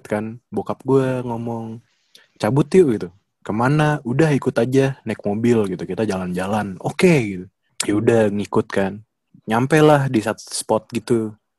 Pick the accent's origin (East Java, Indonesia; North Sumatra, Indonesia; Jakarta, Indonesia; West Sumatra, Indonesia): Jakarta, Indonesia; also born or lived in Pademangan, North Jakarta; Gue kan sebagai warga Jakbar seumur hidup gue